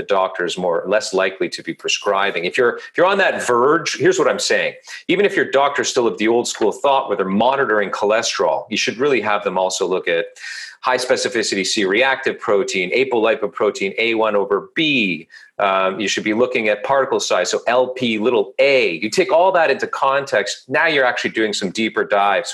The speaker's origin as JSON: {"language": "English", "town": "Toronto", "region": "Ontario", "country": "Canada", "said": "I'm from Toronto, Canada."}